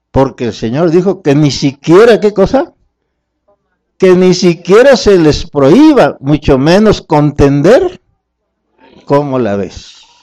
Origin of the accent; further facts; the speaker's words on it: Mexico; venimos de México